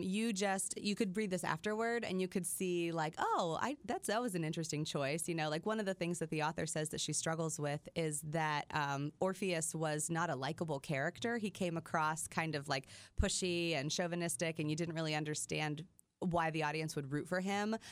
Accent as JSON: {"language": "English", "region": "Midwest", "country": "United States", "tie": "born or raised there", "said": "I grew up in the Midwest"}